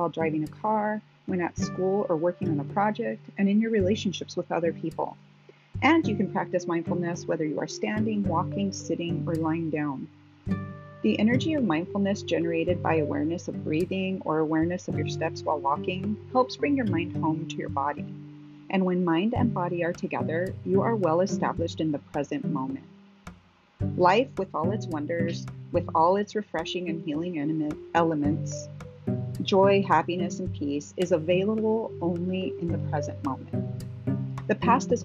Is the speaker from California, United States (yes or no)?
no; Las Cruces, New Mexico, United States; now in Phoenix, United States; I grew up in Las Cruces, New Mexico, a city with a much smaller population, but with a similar reputation